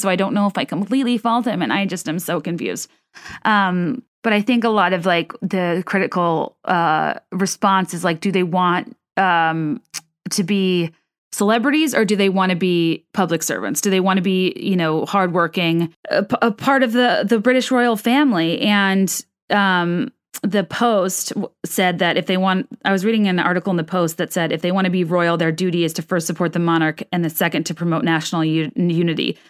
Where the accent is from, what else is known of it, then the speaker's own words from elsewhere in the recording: United States; I, as an American who did not grow up steep, steeped in that sort of, you know, rigid protocol